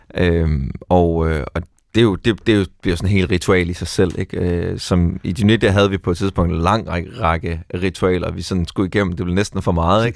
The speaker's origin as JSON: {"language": "Danish", "town": "Skive", "region": "Central Denmark Region", "country": "Denmark", "tie": "born or raised there", "said": "jeg er vokset op i Skive"}